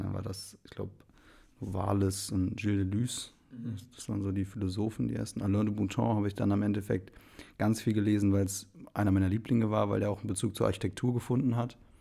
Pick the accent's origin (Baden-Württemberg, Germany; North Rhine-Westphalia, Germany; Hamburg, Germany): North Rhine-Westphalia, Germany; Remscheid; moved away as an adult; also born or lived in Wipperfürth / Bonn; geboren bin ich eigentlich in Remscheid